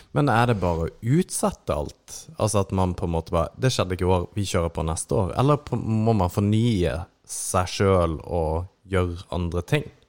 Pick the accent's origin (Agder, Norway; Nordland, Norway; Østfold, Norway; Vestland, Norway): Agder, Norway; Kristiansand; now in Mo i Rana, Norway; jeg er fra Kristiansand